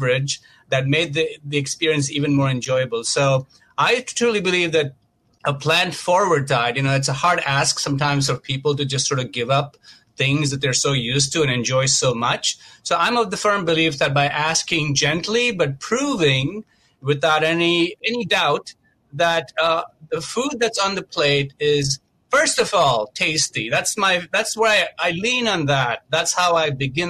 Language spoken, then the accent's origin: English; Mumbai, Maharashtra, India; moved away as an adult; I grew up a vegetarian in India, in Mumbai, and I came to this country over 21 years ago